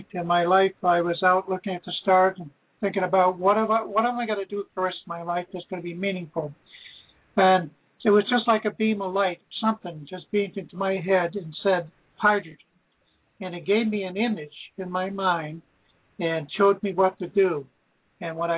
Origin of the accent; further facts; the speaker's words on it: Brattleboro, Vermont, United States; now in Georgia, Vermont, United States; I'm originally from Brattleboro, Vermont. I now live in Georgia, Vermont.